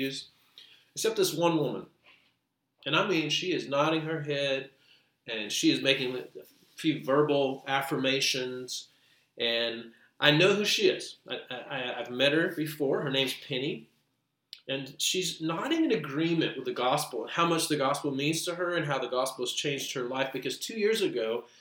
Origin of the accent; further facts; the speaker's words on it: United States; We're not only Americans, we're American Christians